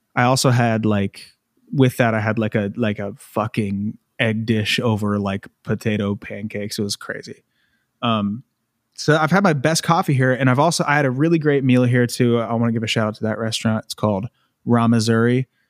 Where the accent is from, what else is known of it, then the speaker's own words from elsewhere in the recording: United States; moved away; I'm American